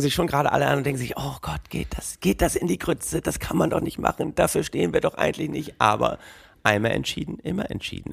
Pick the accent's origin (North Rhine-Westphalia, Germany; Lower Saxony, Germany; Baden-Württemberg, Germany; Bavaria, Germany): Lower Saxony, Germany; Oldenburg; gebürtiger Oldenburger